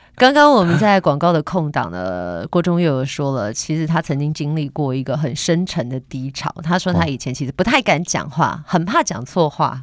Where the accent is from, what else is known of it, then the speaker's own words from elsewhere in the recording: Taipei, Taiwan; 我台北人啊